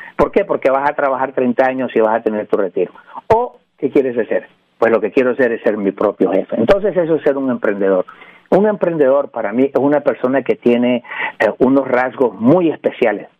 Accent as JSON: {"language": "Spanish", "region": "New York", "country": "United States", "tie": "born or raised there", "also_born_or_lived": "Nicaragua / Puerto Rico", "moved": "yes", "lives_now": "California, United States", "said": "Soy nicaragüense por gracia de Dios. Este, me crié en Nueva York, viví en Puerto Rico"}